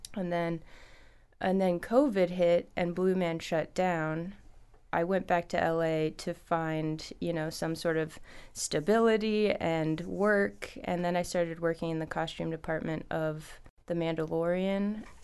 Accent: Los Angeles, California, United States; moved away as an adult; also born or lived in San Luis Obispo / Chicago; now in Petersburg, United States; I was born in Los Angeles. I went to school in the middle of the state, so San Luis Obispo.

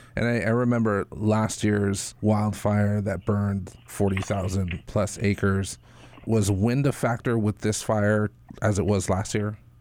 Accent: Waimea, Hawaii, United States; I grew up in Waimea

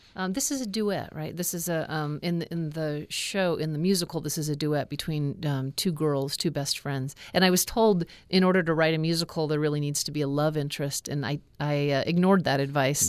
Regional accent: Alaska, United States; growing up in Alaska

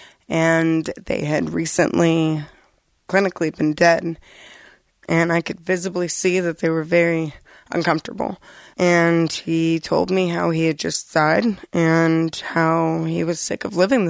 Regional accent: Florida, United States; moved away as an adult; now in Vermont, United States; I'm from Florida, where they don't have a lot available for recovery, period.

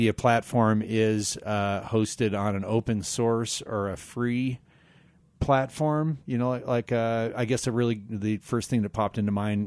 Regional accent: Glenwood Springs, Colorado, United States; Growing up in Glenwood, they had a thing called Cop Shop

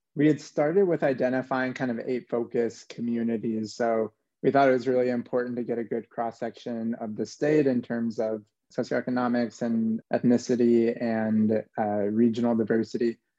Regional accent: New Mexico, United States; I'm from New Mexico originally, born and raised

